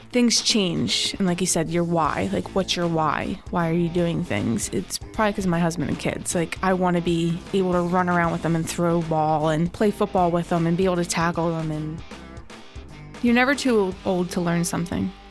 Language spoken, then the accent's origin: English; Philadelphia, Pennsylvania, United States; Northeast Philly.